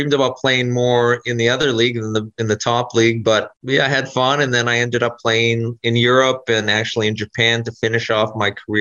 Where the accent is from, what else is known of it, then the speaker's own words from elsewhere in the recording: Coaldale, Alberta, Canada; now in Portland, United States; I grew up in Coaldale, Alberta